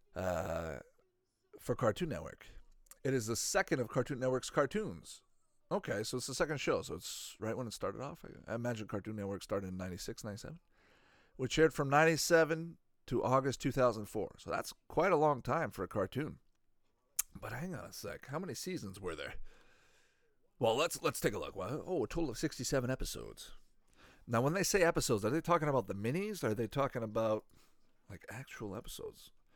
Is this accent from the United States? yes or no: no; Canada; growing up in Canada